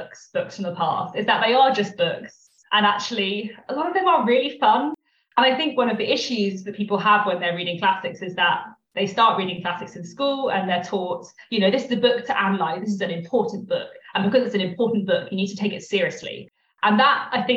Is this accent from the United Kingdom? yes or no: yes; London, United Kingdom; I'm from London.